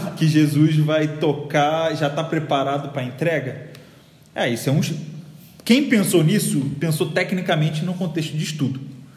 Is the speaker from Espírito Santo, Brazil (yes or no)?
no; Rio de Janeiro, Brazil; moved away as an adult; now in São Paulo, Brazil; já deve ter percebido meu sotaque, eu sou do Rio